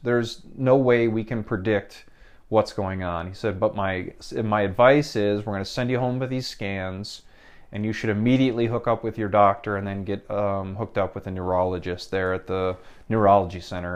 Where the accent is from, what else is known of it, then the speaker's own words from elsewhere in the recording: Midwest, United States; I was from the Midwest